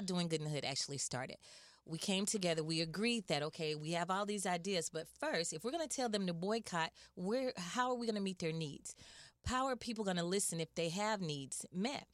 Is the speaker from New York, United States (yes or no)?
no; Atlanta, Georgia, United States; I'm actually from Atlanta, Georgia.